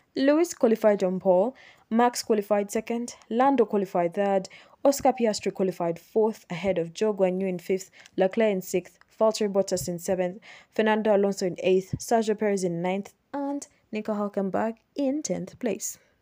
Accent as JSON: {"language": "English", "town": "Kampala", "region": "Central Region", "country": "Uganda", "said": "I am from Uganda. I'm from Kampala, Uganda."}